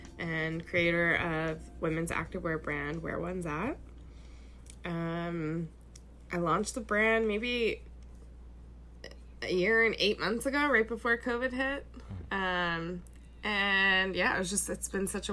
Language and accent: English; Long Island, New York, United States; I grew up in Long Island, like the east end of Long Island, like near the beach